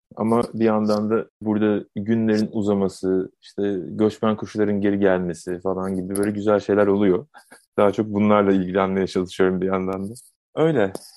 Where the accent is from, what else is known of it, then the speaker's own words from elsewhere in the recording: Adana, Turkey; ben Adana'da doğdum, büyüdüm